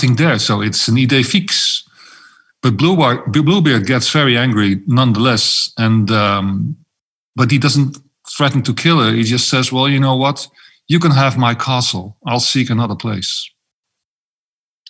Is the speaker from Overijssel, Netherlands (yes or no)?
no; Amsterdam, North Holland, Netherlands; I'm Dutch. I'm from Amsterdam, to be precise